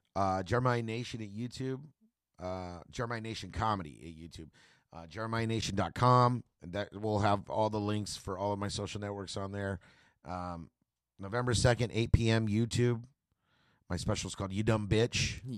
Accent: Tulare, California, United States; also born or lived in Bakersfield; I'm from Tulare

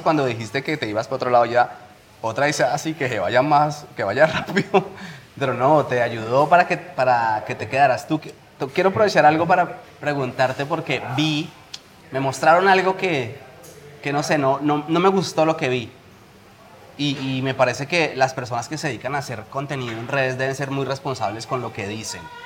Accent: Colombia; now in Spain; volveré y empezaré en mi país

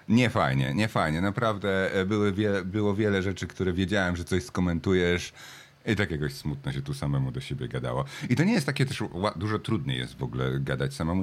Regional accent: Jelenia Góra, Lower Silesian Voivodeship, Poland; moved away as an adult; also born or lived in Wrocław, Poland; now in Australia; z Polski pochodzę z Jeleniej Góry Wrocławia

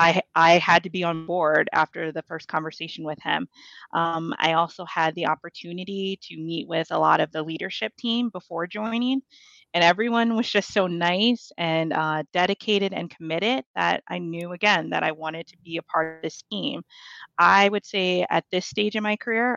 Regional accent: Ohio, United States; moved away as an adult; now in New York City, United States; I'm originally from Ohio

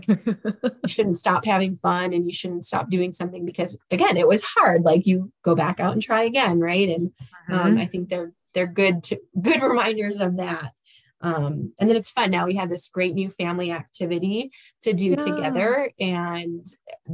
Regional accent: Chicago, Illinois, United States; I also grew up in Chicago, the Chicago area

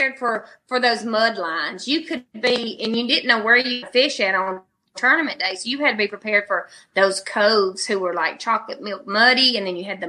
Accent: the South, United States; I'm from the South

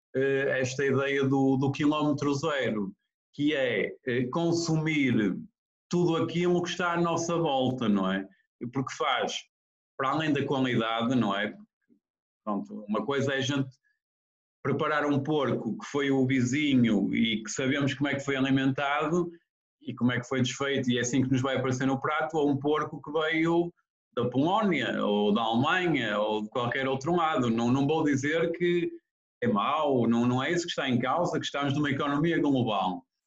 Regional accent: Ponte de Lima, Viana do Castelo, Portugal; Sou de Ponte Lima.

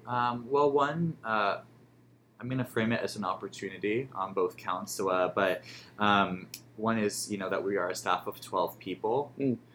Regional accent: New York, United States; moved away as an adult; now in Chicago, United States; I'm from New York originally, so moving to Chicago

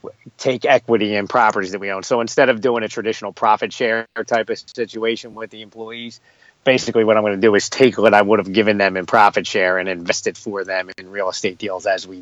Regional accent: Philadelphia, Pennsylvania, United States; I'm born and raised in Philadelphia, Pennsylvania

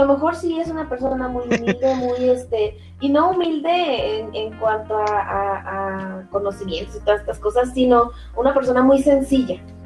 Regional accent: Guadalajara, Jalisco, Mexico; Yo soy de Guadalajara

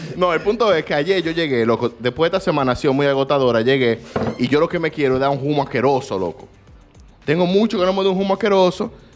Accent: Dominican Republic; yo soy dominicano

